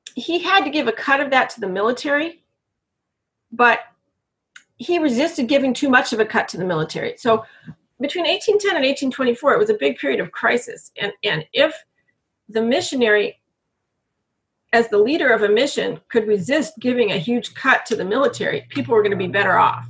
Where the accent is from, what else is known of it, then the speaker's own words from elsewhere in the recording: Berkeley, California, United States; I grew up in Berkeley, like 63 to 81